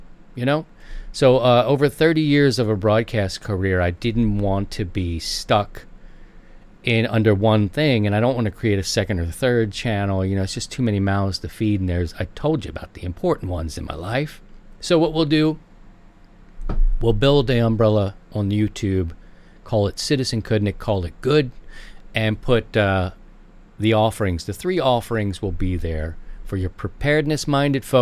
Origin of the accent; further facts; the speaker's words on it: Maryland, United States; Maryland, my home state